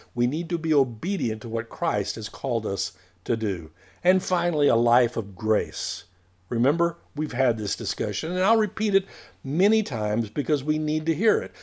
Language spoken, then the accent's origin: English; United States; we were raised in America